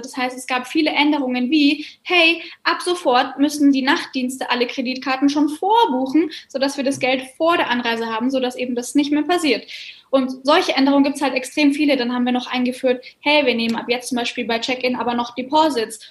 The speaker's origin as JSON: {"language": "German", "region": "Bavaria", "country": "Germany", "said": "bei uns in Bayern sind wir ja gar nicht am Meer"}